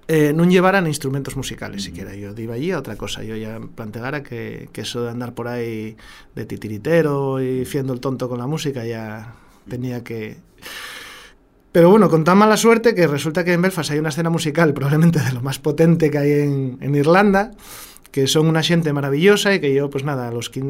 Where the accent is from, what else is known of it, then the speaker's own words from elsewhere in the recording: Asturias, Spain; Luego mañana ya volvemos a ser asturiano